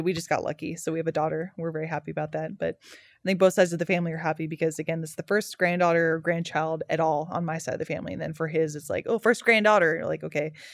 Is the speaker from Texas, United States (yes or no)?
yes; Dallas, Texas, United States; I grew up in Dallas